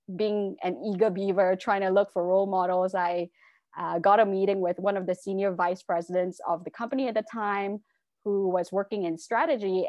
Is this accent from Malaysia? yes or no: yes; Malaysia; also born or lived in England; I'm originally from Malaysia and went to, uh, law school in England, came back to Malaysia